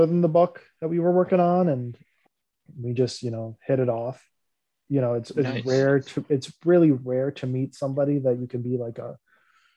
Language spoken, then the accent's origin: English; United States; I'm an American